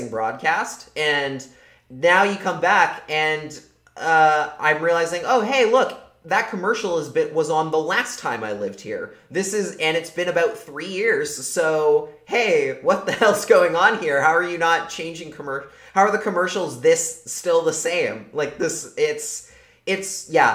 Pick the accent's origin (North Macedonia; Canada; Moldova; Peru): Canada; now in United States; a Canadian living in the States